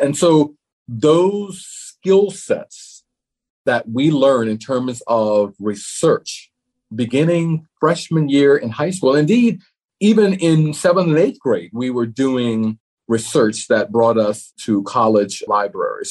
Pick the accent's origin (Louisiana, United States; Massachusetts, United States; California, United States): Louisiana, United States; New Orleans; moved away as an adult; I was born in New Orleans. And so I grew up in New Orleans and remained there through my undergraduate years